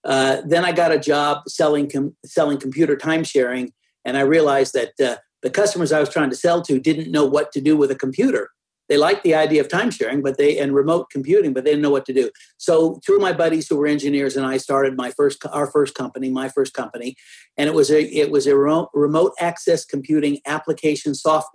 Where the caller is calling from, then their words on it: Texas, United States; I'm in a suburb of Dallas, Texas.